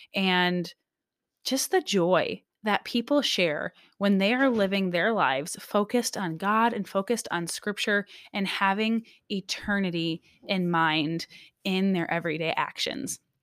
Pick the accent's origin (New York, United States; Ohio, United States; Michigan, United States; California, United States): Michigan, United States; now in Alaska, United States; I was, um, born and raised in Michigan most of my life. However, I have officially been an Alaska resident more than half of my life.